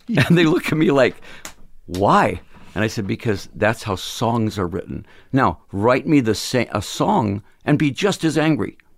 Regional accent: Phoenix, Arizona, United States; We're from Phoenix

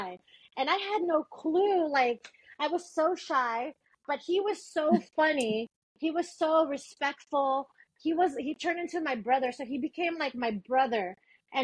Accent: Manila, Metro Manila, Philippines; now in United States; I'm originally from the Philippines

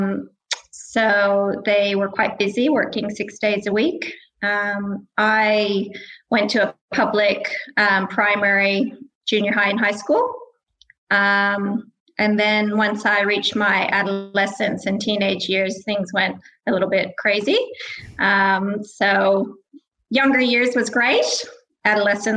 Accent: Bend, Oregon, United States; moved away as an adult; also born or lived in Australia / Armidale / Brisbane / Sydney; now in Wagga Wagga, Australia; I grew up in Bend, Oregon

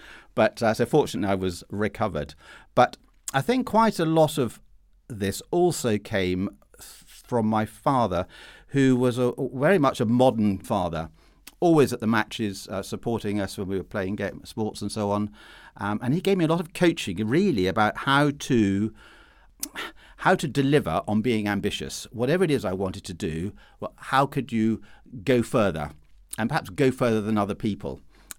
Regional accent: Perth, Scotland, United Kingdom; born there; I was born in Perth in Scotland, where I can assure listeners it is considerably colder than where Peter was toughened up in southern England.

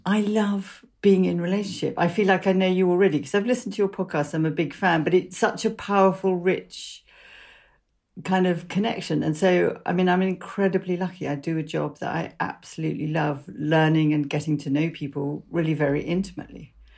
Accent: London, United Kingdom; I grew up, um, in London.

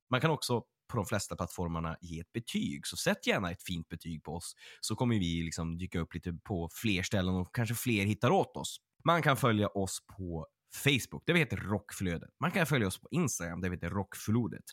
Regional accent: Örnsköldsvik, Västernorrland County, Sweden; folk som är från min hemstad är att en av de här kvällarna skulle varit i eh, Örnsköldsvik

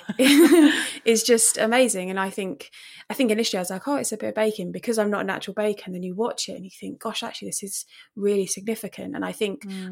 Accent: Romford, London, United Kingdom; now in Eastbourne, United Kingdom; I'm originally from Romford in Essex or London, depending who you talk

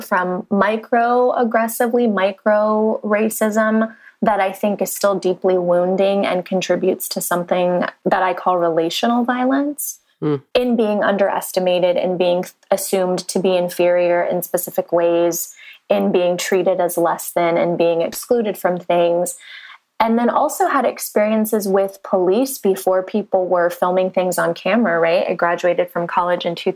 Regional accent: San Diego, California, United States; moved away as an adult; also born or lived in Santa Barbara, California / Los Angeles, California; now in Nashville, United States; I grew up in San Diego, California

